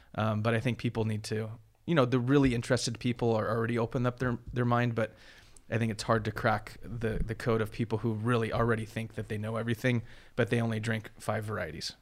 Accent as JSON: {"language": "English", "town": "Huntington Beach", "region": "California", "country": "United States", "tie": "born or raised there", "moved": "as an adult", "lives_now": "Sonoma, United States", "said": "I grew up in Huntington Beach uh, with a surfboard and tennis racket pretty much."}